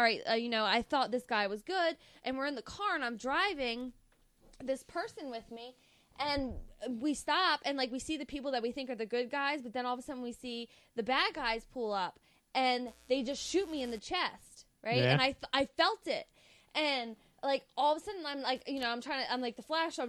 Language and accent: English; Delaware, United States; we're from Delaware